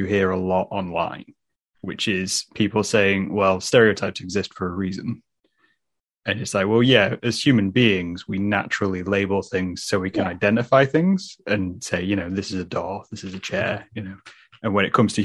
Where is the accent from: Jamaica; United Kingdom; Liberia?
United Kingdom; England; we're English